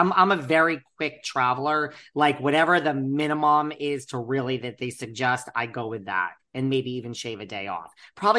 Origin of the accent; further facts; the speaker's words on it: United States; also born or lived in Connecticut; I grew up between New York and Connecticut. So I'm like East Coast all the way.